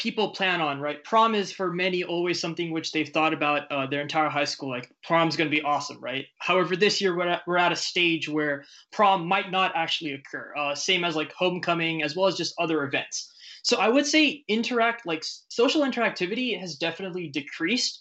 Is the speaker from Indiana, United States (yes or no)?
no; San Francisco, California, United States; I was born in San Francisco, so quite literally the Facebook headquarters used to be on my way to school.